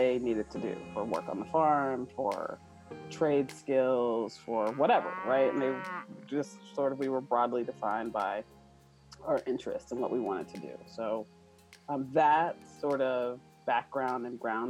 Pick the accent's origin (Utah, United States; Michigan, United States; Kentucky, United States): Kentucky, United States; moved away as an adult; also born or lived in Maine; growing up in Kentucky